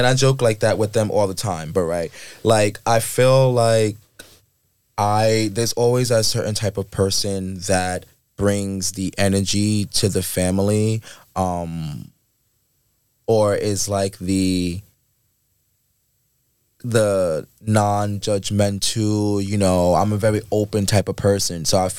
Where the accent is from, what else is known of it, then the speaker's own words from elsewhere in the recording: Queens, New York, United States; I grew up in the Queens, well, they call it Shadyville, if anyone knows.